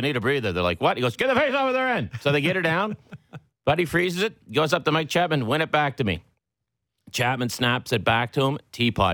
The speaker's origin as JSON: {"language": "English", "town": "Pictou", "region": "Nova Scotia", "country": "Canada", "tie": "born or raised there", "moved": "yes", "lives_now": "Toronto, Canada", "said": "Junior C, we moved beside the rink."}